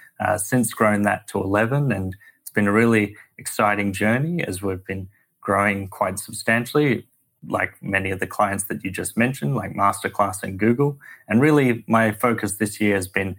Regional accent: Sydney, New South Wales, Australia; moved away as an adult; now in United States; Sydney, Australia, where I'm from, as my accent belies

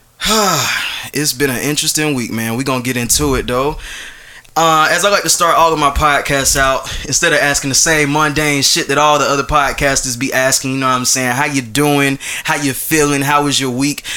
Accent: Atlanta, Georgia, United States; I'm from Atlanta

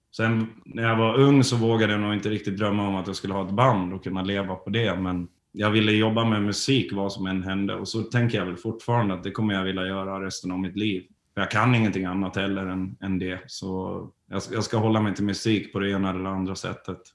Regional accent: Borlänge, Dalarna County, Sweden; moved away; vi kommer ju från Borlänge från början

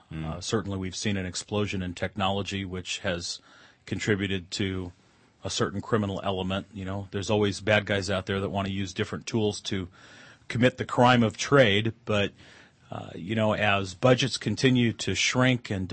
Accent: Montana, United States; moved away as an adult; now in California, United States; I was born here in California, raised in Montana, and ended up back in California in about 1984, 85

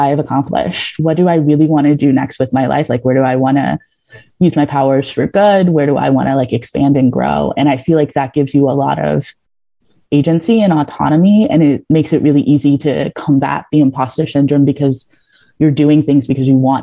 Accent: Georgia, United States; I grew up in Georgia, like in the South, and I very much grew up in one of those Southern households

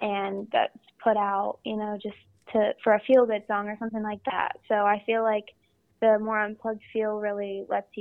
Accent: Phoenix, Arizona, United States; also born or lived in Columbus, Ohio; we moved to Arizona whenever I was super young.

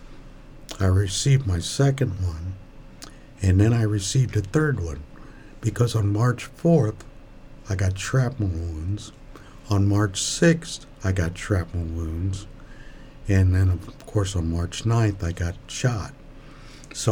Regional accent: Sidney, Ohio, United States; my hometown

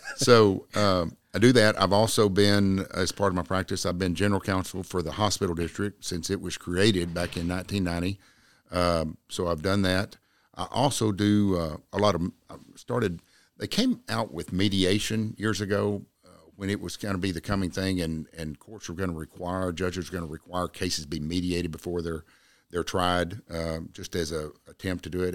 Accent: Jacksboro, Texas, United States; I was born in Jacksboro, raised in Jacksboro, uh, graduated from Jacksboro High School in nineteen seventy-nine.

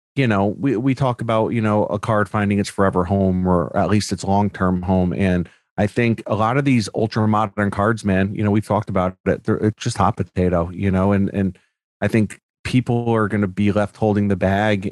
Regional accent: Newtown, Connecticut, United States; I grew up in Newtown, Connecticut

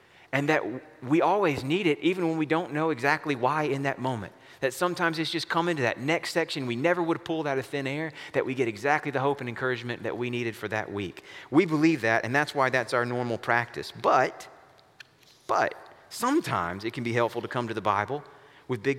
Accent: the American South, United States; a Southerner and not a Westerner or a Northerner

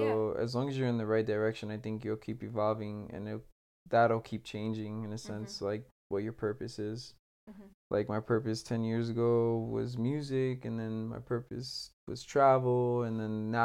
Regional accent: Puerto Rico; I come from Puerto Rico

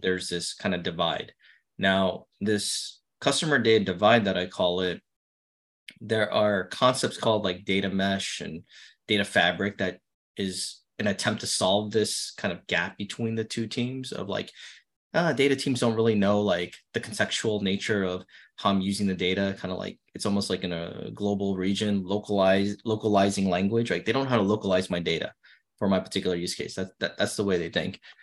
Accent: New York City, New York, United States; I grew up in Brooklyn, not a lot of money

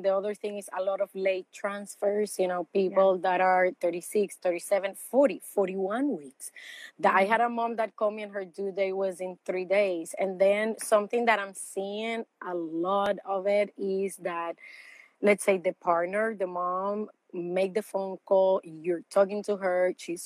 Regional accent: Puerto Rico; moved away as an adult; also born or lived in Los Angeles, California; now in St. Petersburg, United States; I am from Puerto Rico, and I spent the last 12 years in Los Angeles, California

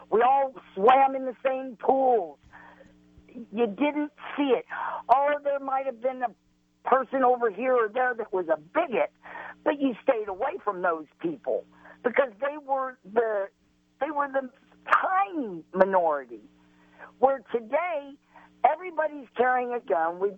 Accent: Illinois, United States; also born or lived in North Carolina / Arizona / California / Colorado; I'm, I was raised in Illinois, but I've lived in North Carolina, in Raleigh. I've lived in Tucson. I've lived in uh, Victorville, California.

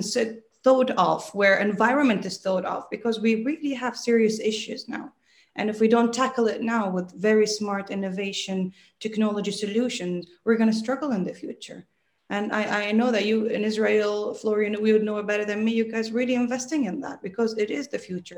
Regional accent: Dubai, United Arab Emirates; born there; I'm a very simple person. I was born in Dubai.

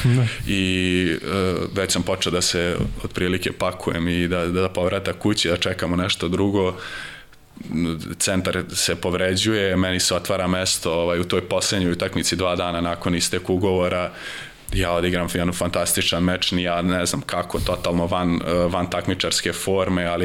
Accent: Vojvodina, Serbia; mislim ja sam Vojvođanin

